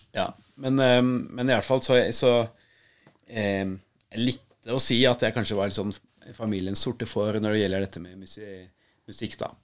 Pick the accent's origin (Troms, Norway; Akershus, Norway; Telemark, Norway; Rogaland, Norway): Akershus, Norway; Nesodden; jeg vokste jo opp på, eh, på Nesodden med mamma og pappa